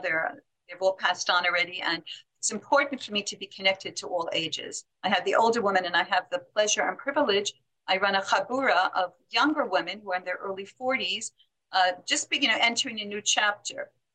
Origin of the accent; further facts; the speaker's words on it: New York City, New York, United States; I grew up in Manhattan on the West Side